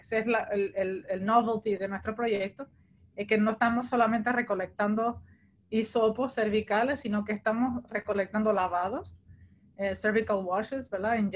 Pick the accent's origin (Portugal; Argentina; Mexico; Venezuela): Portugal; en mi caso, yo, vine de Portugal, yo no soy puertorriqueña de origen